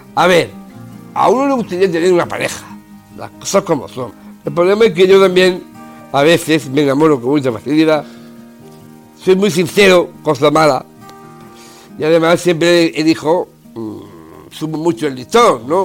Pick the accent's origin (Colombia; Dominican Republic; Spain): Spain; Málaga, Andalusia; Nací en Málaga el 5 de agosto de 1974